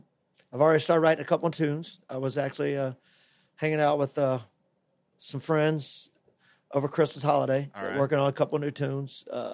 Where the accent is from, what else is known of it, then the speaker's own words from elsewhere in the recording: Florida, United States; It's just part of growing up in the Tampa Bay area, I think